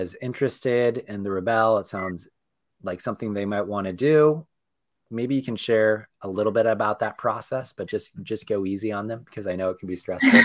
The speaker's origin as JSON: {"language": "English", "region": "Northern California", "country": "United States", "said": "we're all from Northern California"}